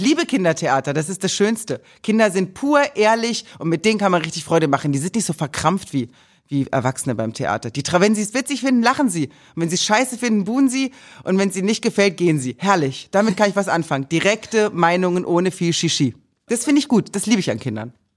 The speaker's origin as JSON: {"language": "German", "town": "Meiningen", "region": "Thuringia", "country": "Germany", "tie": "born or raised there", "moved": "yes", "said": "in Meiningen, also in Thüringen, wo ich aufgewachsen bin"}